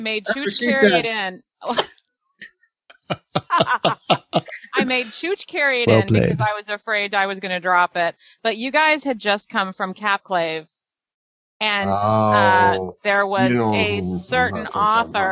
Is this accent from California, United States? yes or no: no; Virginia, United States; we're from Virginia